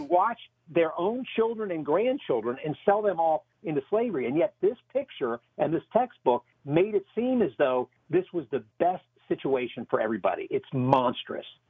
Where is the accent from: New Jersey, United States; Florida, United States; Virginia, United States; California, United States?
Virginia, United States; Alexandria; the history of my hometown